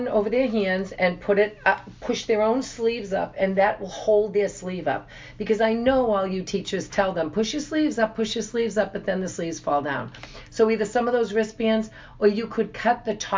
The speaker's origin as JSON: {"language": "English", "town": "Boston", "region": "Massachusetts", "country": "United States", "said": "we're from Boston."}